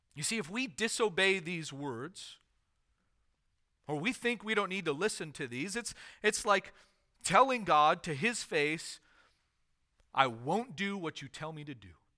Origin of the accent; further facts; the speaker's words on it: United States; as American citizens